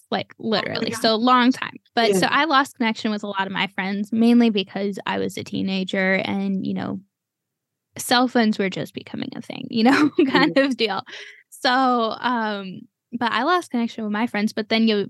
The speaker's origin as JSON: {"language": "English", "town": "Cleveland", "region": "Ohio", "country": "United States", "moved": "yes", "said": "I'm from Cleveland, Ohio"}